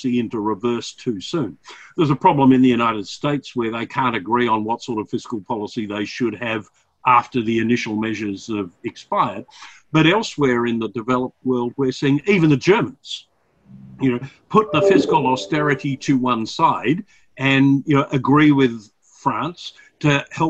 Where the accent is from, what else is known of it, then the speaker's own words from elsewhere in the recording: Australia; as an Australian citizen